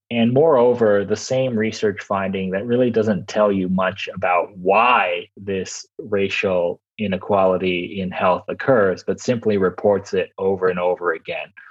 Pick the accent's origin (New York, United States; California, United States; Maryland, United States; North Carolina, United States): California, United States; Los Angeles; I'm from Los Angeles